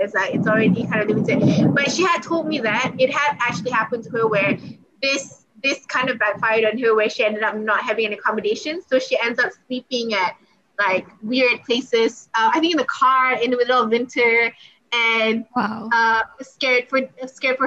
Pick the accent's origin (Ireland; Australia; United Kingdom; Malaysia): Malaysia; I'm from Malaysia